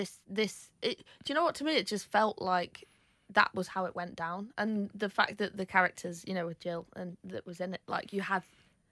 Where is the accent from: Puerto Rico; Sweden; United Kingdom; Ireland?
United Kingdom; East Midlands; I think, like, it was Canal Street, because I grew up in Derbyshire, so we'd hop on the train and go out in Manchester.